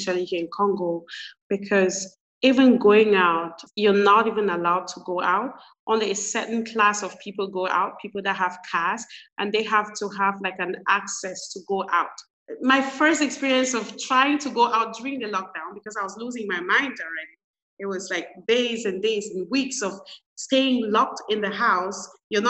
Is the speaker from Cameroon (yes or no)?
yes; Cameroon; moved away as an adult; also born or lived in Canada; I'm originally from Cameroon